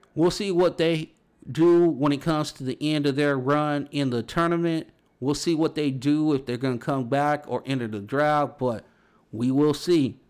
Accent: Los Angeles, California, United States; I grew up around Big East basketball, you know, even out here on the West Coast

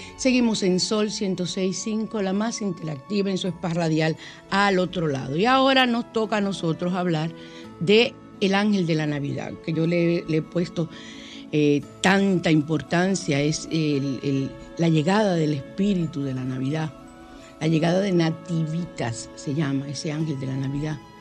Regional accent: Dominican Republic; soy muy dominicano

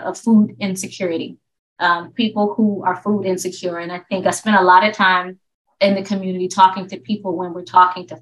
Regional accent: Tallahassee, Florida, United States; now in Baltimore, United States; I grew up in Florida. I'm from Tallahassee, Florida.

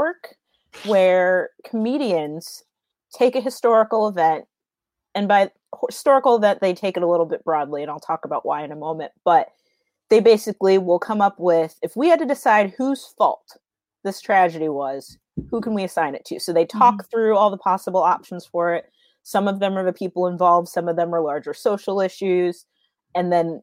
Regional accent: Florida, United States; I grew up in Florida, so we were at the beach all the time.

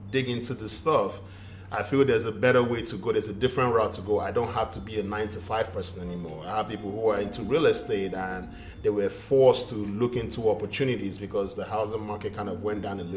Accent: Nigeria; moved away; me being Nigerian, African

